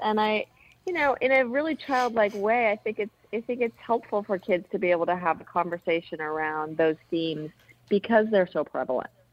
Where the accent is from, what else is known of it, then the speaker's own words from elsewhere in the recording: Berkeley, California, United States; also born or lived in Maine; now in New York, United States; I'm originally from Berkeley, California